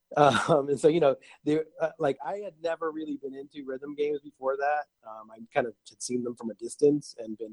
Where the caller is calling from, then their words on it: Menlo Park, California, United States; From Menlo Park.